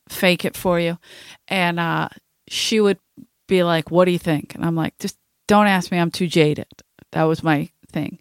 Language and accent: English; Philadelphia, Pennsylvania, United States; I'm from South Philadelphia